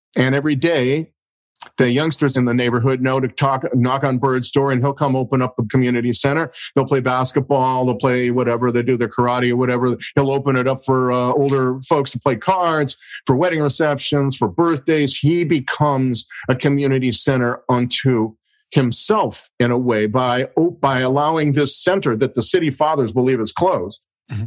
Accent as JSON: {"language": "English", "country": "United States", "said": "I'm an American"}